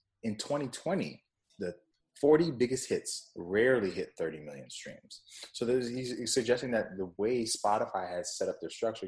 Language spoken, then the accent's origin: English; Jamaica; I'm Jamaican, for those who don't know. So I've been drinking this coconut water since I was young.